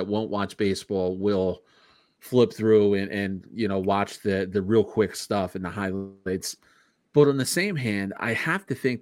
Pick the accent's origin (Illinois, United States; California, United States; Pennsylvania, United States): Pennsylvania, United States; Philadelphia; moved away as an adult; now in Warrington, United States; growing up in Philadelphia, you know, in a row home